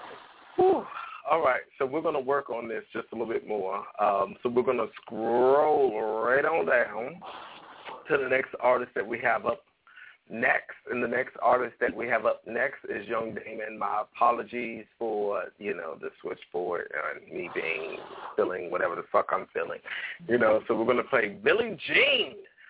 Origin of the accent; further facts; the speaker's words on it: Hampton, Virginia, United States; I'm from Hampton, VA.